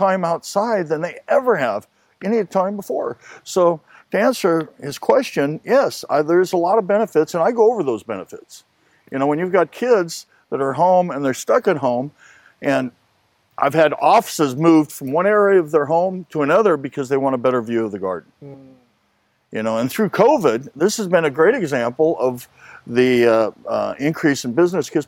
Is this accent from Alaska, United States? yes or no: no; Los Angeles, California, United States; also born or lived in Bakersfield, California; I lived in Hollywood for a great many years growing up